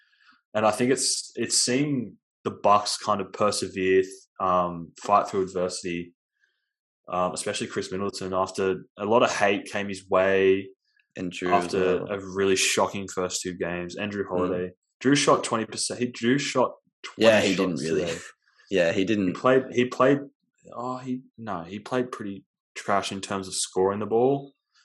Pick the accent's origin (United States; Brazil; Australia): Australia; we're sensitive Australian basketball fans